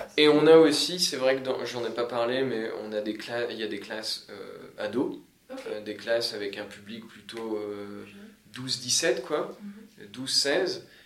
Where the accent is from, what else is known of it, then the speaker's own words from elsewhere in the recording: Picardy, Hauts-de-France, France; moved away as an adult; now in Sydney, Australia; j'ai bossé un petit peu dans ma région natale, puisque je viens de, de Picardie